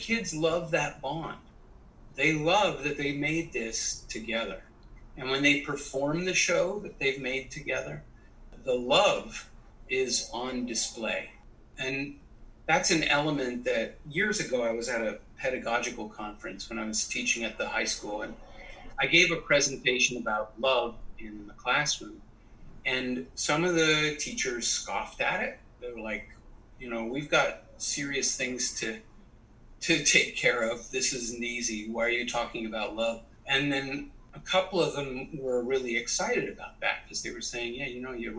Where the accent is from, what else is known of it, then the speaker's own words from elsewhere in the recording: Canada; I was raised in Canada